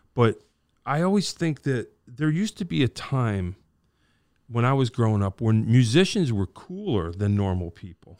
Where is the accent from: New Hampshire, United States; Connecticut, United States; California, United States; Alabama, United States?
Connecticut, United States; Wallingford; I grew up in Wallingford